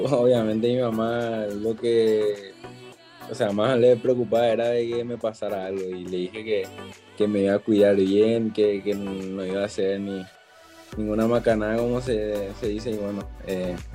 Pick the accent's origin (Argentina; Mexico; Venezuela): Argentina; Azul, Buenos Aires Province; mi ciudad natal, que es Azul